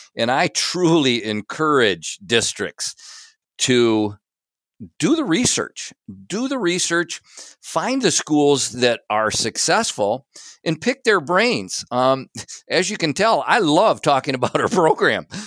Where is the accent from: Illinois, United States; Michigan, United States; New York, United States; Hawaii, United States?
Michigan, United States; Big Rapids; I grew up here in Big Rapids